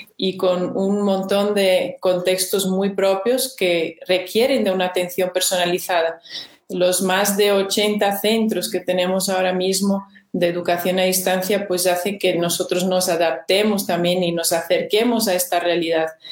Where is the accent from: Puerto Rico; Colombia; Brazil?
Brazil; Spanish is a second language; moved away as an adult; also born or lived in Peru / Spain; now in Loja, Ecuador; yo soy nacida en Brasil, soy brasileña, viví ahí hasta mis 20 años